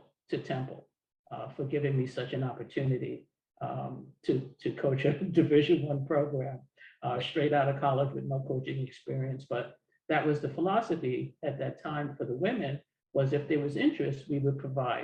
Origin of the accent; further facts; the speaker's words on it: New York City, New York, United States; a young girl growing up in Harlem